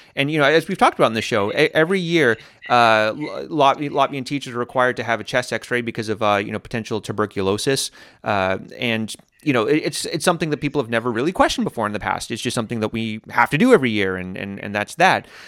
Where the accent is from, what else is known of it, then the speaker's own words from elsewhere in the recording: United States; now in Latvia; when I was growing up in America